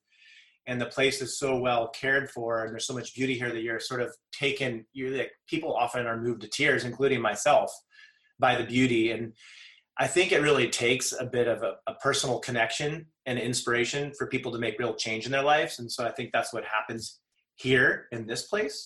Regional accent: Santa Cruz Mountains, California, United States; I definitely was privileged growing up in the Santa Cruz Mountains, the mountains of Silicon Valley.

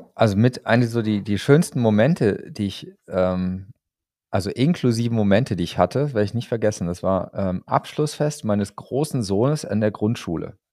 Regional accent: Lemgo, North Rhine-Westphalia, Germany; moved away; Lemgo, ne, da komme ich sozusagen gebürtig her. Also ähm, da gibt's, da habe ich zumindest meine, meine Schulzeit verbracht.

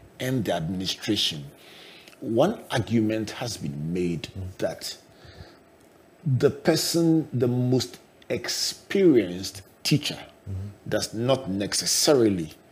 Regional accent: Takoradi, Western Region, Ghana; when I was growing up in Takoradi with my favorite family doctor, Dr. Decker

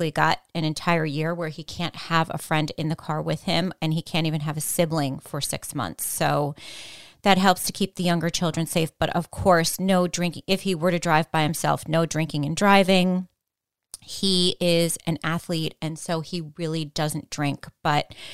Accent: Greenwich, Connecticut, United States; moved away as an adult; also born or lived in New York City; now in Greenwich, United States; I grew up in Riverside.

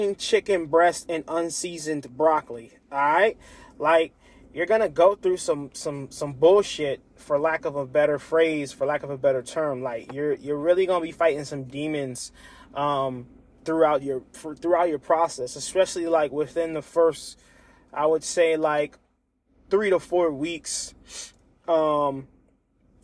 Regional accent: Lancaster, Pennsylvania, United States; my hometown, Lancaster, Pennsylvania.

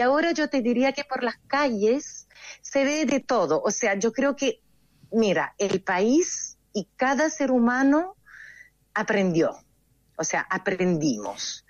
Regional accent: Italy; soy italiana

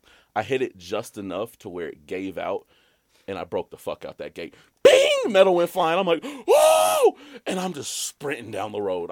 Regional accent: Alabama, United States; I'm from Alabama.

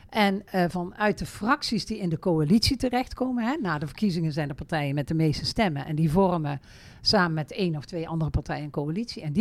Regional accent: Veghel, North Brabant, Netherlands; Ik ben geboren en getogen in Veghel.

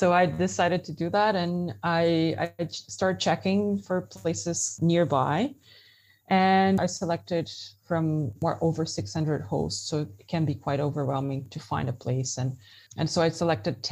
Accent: Brazil; moved away as an adult; also born or lived in Germany; now in Belgium; I'm originally from Brazil

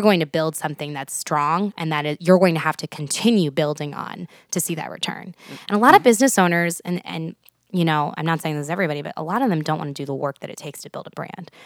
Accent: Houston, Texas, United States; moved away as an adult; now in Nebraska, United States; I'm from Houston, Texas originally.

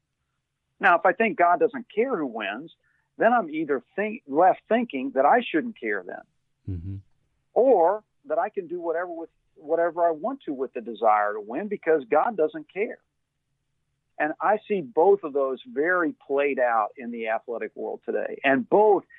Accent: Louisville, Kentucky, United States; I grew up in Louisville, Kentucky, what some would refer as part of the Bible Belt

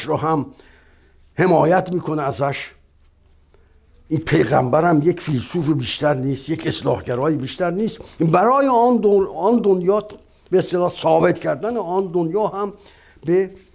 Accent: Iran

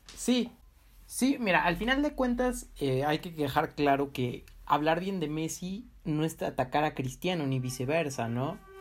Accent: Mexico; a mí como mexicano

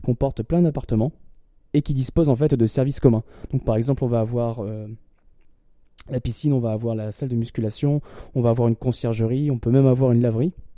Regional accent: Lille, Hauts-de-France, France; moved away as an adult; parce que je viens de Lille

